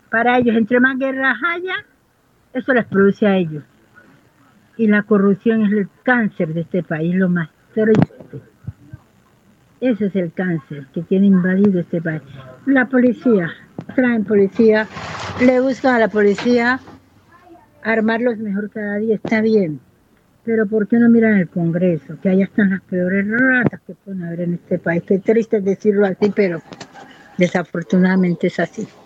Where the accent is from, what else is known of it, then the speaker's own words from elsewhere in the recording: Buenaventura, Valle del Cauca, Colombia; Yo soy nacida y criada aquí en Buenaventura. Ah, he vivido en otras partes fuera de Buenaventura, pero yo soy de aquí, de Buenaventura. Yo nací en el barrio El Firme y me crié en el barrio Lleras.